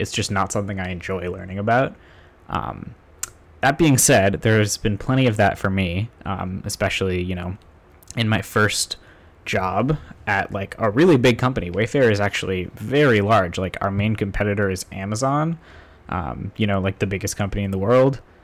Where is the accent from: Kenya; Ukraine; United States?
United States; Somerville, Massachusetts; also born or lived in Boston suburbs, United States; now in Cambridge, United States; the house I grew up in in Somerville, which, you know, was, until I was ten, that was my house